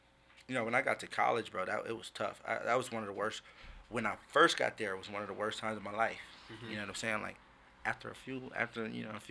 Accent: Compton, California, United States; moved away; also born or lived in White Center, Washington; I grew up in Compton. In the, you know, L.A. area, moved to White Center, the Seattle area

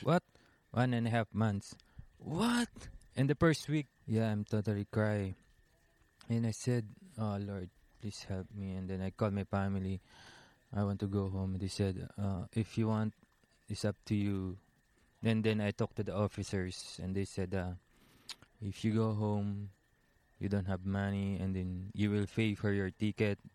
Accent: Taal, Calabarzon, Philippines; I'm from Taal, Batangas, Philippines. It's uh, like a small town.

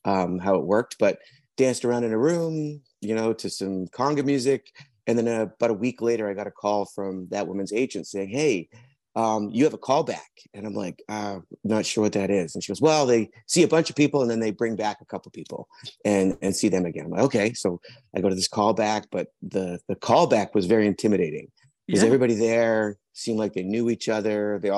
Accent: British Columbia, Canada; also born or lived in England; now in Vancouver, Canada; I'm originally from England. I was adopted at birth. And then through a series of family things, we ended up moving to Canada when I was about 7. I grew up on Vancouver Island, high school and college, and then moved to Vancouver in 1991.

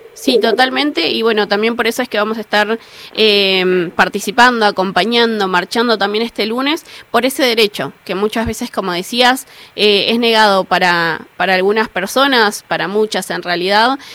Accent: Buenos Aires, Argentina; yo soy de la Villa 31

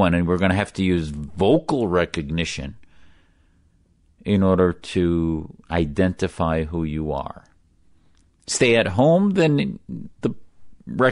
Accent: United States; an American

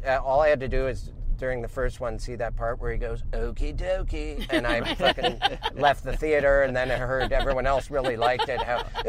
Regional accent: Montana, United States

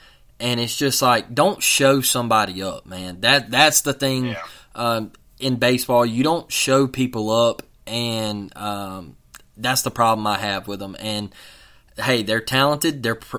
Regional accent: Mobile, Alabama, United States; I'm from Mobile

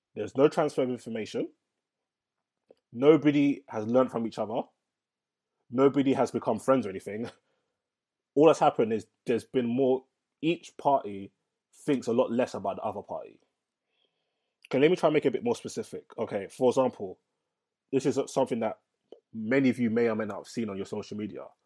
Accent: London, United Kingdom; I'm from London

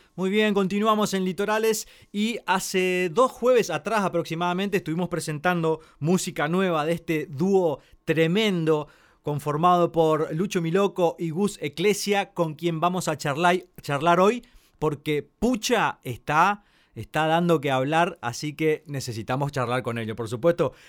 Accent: Corrientes, Argentina; siendo correntino

